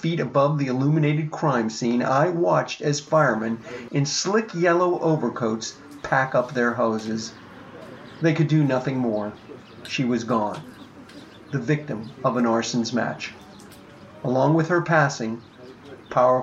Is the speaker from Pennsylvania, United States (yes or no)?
yes; Pittsburgh, Pennsylvania, United States; I was born in Pittsburgh and I've lived here all my life.